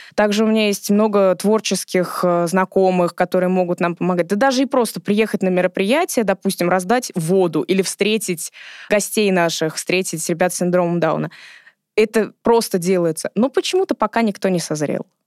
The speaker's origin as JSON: {"language": "Russian", "region": "Moscow", "country": "Russia", "tie": "born or raised there", "said": "Я родилась и выросла в Измайлово, то есть я соседка нашего фонда"}